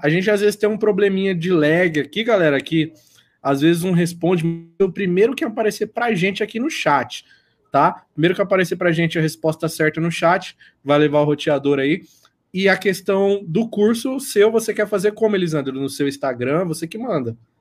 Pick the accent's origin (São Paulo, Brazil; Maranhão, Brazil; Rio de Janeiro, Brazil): São Paulo, Brazil; Sorocaba; eu sou de Sorocaba